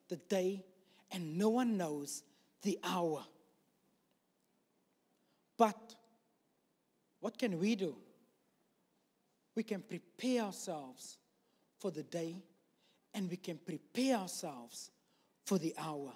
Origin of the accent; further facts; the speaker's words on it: South Africa; moved away; we're from South Africa